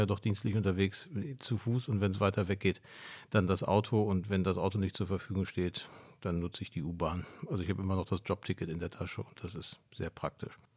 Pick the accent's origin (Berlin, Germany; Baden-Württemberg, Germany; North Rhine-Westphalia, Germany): North Rhine-Westphalia, Germany; Ruhr area; now in Hamburg, Germany; ich komme aus, aus dem Ruhrgebiet